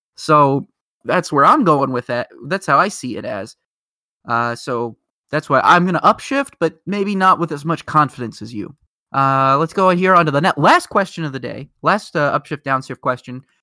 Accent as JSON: {"language": "English", "town": "Indianapolis", "region": "Indiana", "country": "United States", "said": "We're both from Indianapolis"}